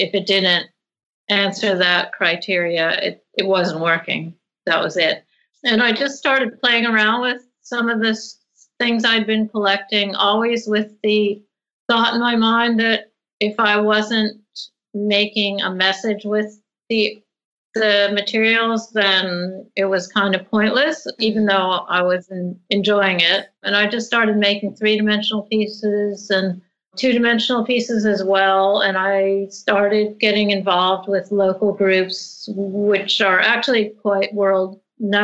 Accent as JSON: {"language": "English", "area": "outside of New York", "region": "East Coast of America", "country": "United States", "tie": "born or raised there", "also_born_or_lived": "Rhode Island", "moved": "as an adult", "lives_now": "Sydney, Australia", "said": "I grew up in the East Coast of America, outside of New York"}